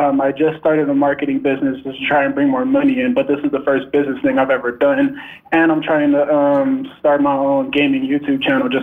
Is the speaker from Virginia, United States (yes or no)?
no; Los Angeles, California, United States; From Los Angeles, California.